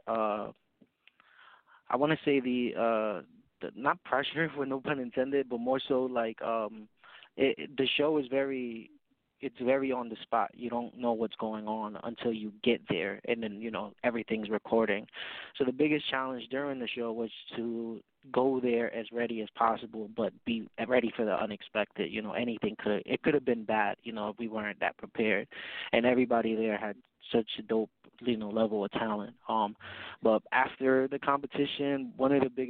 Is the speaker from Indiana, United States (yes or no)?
no; New York City, New York, United States; I come from the Bronx, uptown to be specific.